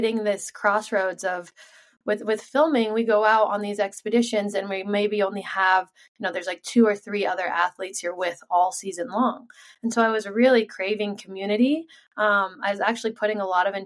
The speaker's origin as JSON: {"language": "English", "town": "Sun Valley", "region": "Idaho", "country": "United States", "tie": "born or raised there", "said": "I was born and raised here in Sun Valley, Idaho, and was on skis at the age of 2"}